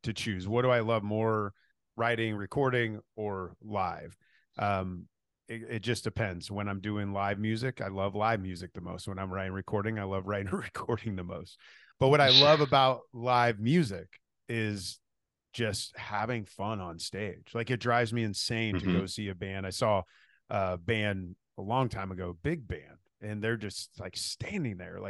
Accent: Junction City, Kansas, United States; Junction City, Kansas. Yeah. My hometown

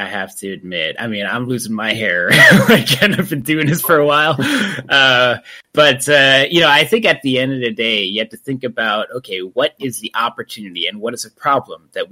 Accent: New York, United States; I'm a first generation, born in New York.

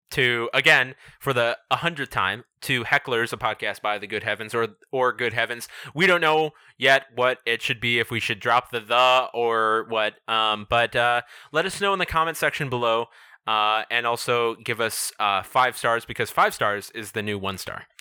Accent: Illinois, United States; we're both from the Midwest, we're both from Illinois

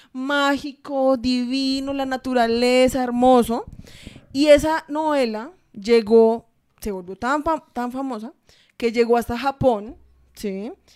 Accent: Colombia; nosotros como colombianos y hasta como latinos

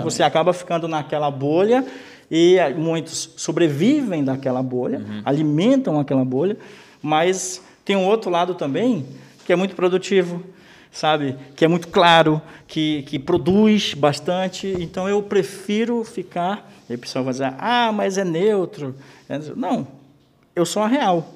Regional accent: Amazonas, Brazil; moved away as an adult; also born or lived in Manaus / Florianópolis; now in Gaspar, Brazil; eu sou do Amazonas

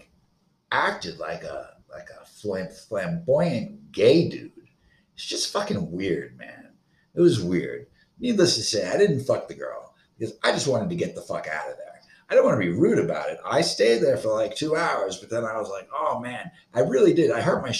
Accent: Florida, United States; I am from Florida

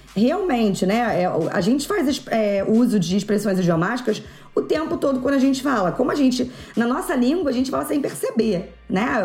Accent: Rio de Janeiro, Brazil; eu que sou do Rio

